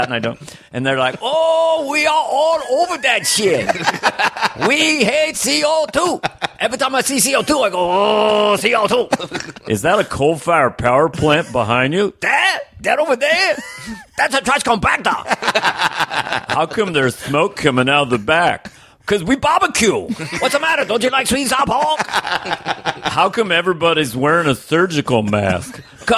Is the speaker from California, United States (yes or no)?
yes; San Francisco, California, United States; I was from San Francisco